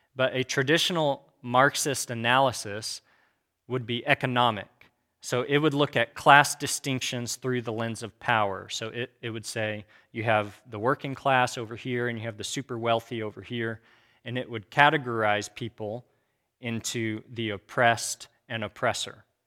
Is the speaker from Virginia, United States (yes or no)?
no; Kansas, United States; also born or lived in Abilene, Texas; I was raised in Kansas